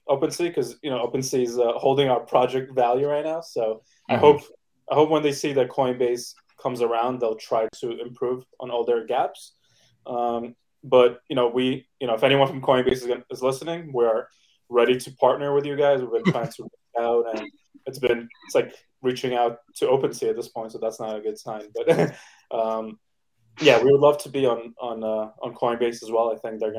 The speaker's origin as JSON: {"language": "English", "town": "New York City", "region": "New York", "country": "United States", "tie": "born or raised there", "said": "I grew up in Brooklyn, New York"}